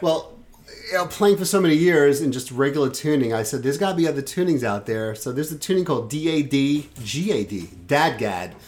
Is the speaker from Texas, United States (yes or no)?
no; New York City, New York, United States; moved away; I grew up in Brooklyn, and I grew up in Sheepshead Bay